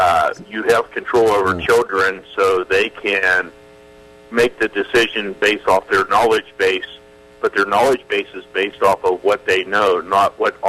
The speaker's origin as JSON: {"language": "English", "region": "East Coast", "country": "United States", "moved": "yes", "said": "I'm coming from the East Coast, and I moved out here about 2 years ago."}